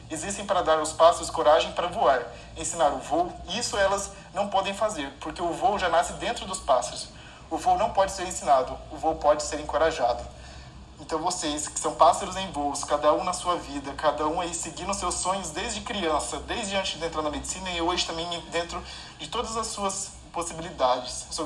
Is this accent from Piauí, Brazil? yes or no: no; Mato Grosso, Brazil; now in Belém, Brazil; porque eu sou, antes de morar em Belém, eu sou do Mato Grosso, então é do interior do Mato Grosso, eu sou do interior do Mato Grosso.